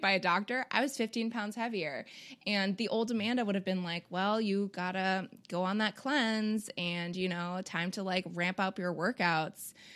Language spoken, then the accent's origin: English; Canada; we're both Canadian